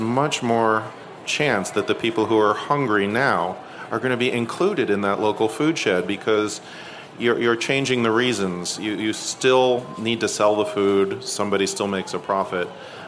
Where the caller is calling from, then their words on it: San Mateo County, California, United States; But I come from San Mateo County in California